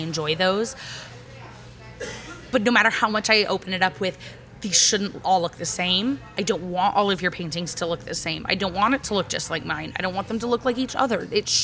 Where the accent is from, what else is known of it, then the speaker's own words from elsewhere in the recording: Ogden, Utah, United States; I grew up in Ogden in a small town